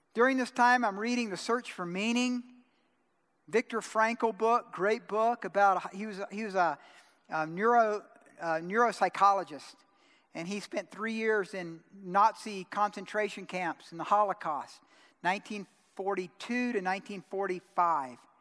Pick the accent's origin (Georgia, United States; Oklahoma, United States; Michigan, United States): Georgia, United States; I'm from Georgia